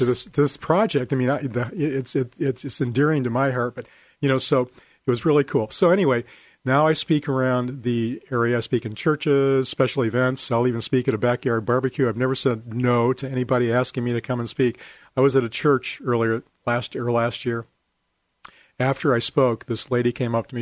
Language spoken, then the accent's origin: English; Oregon, United States; I was from Oregon